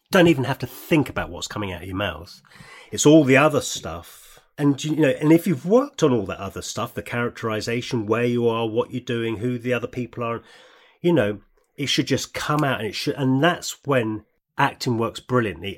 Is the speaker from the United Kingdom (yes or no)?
yes; United Kingdom; We're British